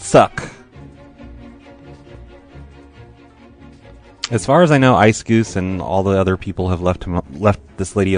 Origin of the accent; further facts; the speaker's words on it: Oregon, United States; I'm from Oregon